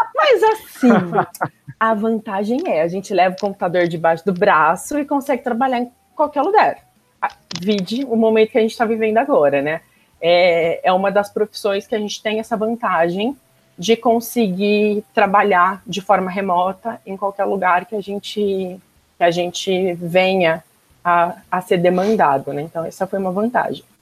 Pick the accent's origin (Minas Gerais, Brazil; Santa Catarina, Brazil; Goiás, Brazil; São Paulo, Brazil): São Paulo, Brazil; Campinas; also born or lived in Caxias do Sul, Rio Grande do Sul / Flores da Cunha, Rio Grande do Sul; vim para Campinas, meus pais que vieram, na verdade, eu era pequena, estava com um ano